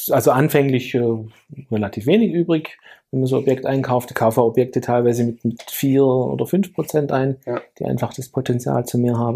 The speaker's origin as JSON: {"language": "German", "region": "Lake Constance", "country": "Germany", "tie": "born or raised there", "said": "ganz stark fokussiert auf äh, meine Heimatregion Bodensee."}